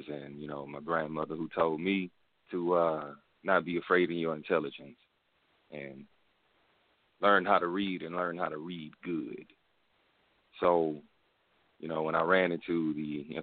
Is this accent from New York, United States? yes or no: no; Houston, Texas, United States; I'm hailing from the Republic of Texas, you know, H-Town.